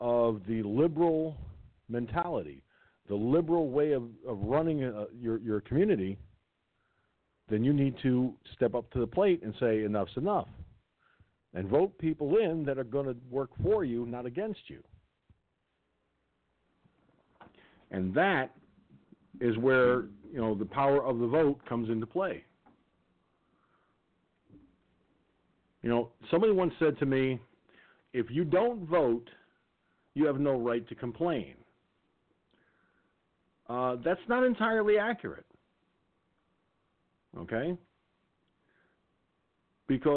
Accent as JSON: {"language": "English", "town": "Peekskill", "region": "New York", "country": "United States", "tie": "born or raised there", "moved": "yes", "said": "I was raised in Peekskill. I know that town like the back of my hand. I may not have lived in Peekskill in a long time"}